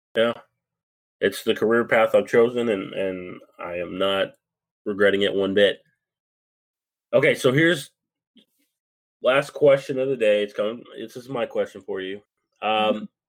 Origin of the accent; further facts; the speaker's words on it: Lubbock, Texas, United States; I grew up in Lubbock, Texas, so that's my hometown